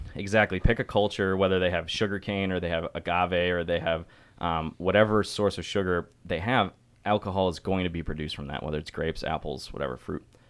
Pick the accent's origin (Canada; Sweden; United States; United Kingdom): United States; Syracuse, New York; I'm from Syracuse, New York